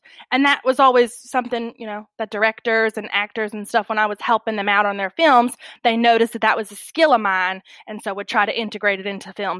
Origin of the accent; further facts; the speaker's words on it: Bella Vista, Arkansas, United States; also born or lived in Hollywood; Currently, I'm back in my hometown of Bella Vista, Arkansas. We've been living here, you know, for about 4 years now since I left Hollywood.